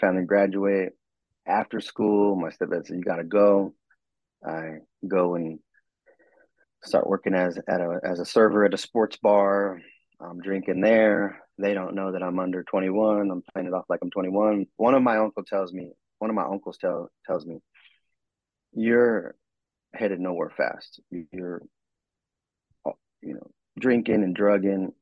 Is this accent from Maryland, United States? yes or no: no; Southern California, United States; I was from Southern California.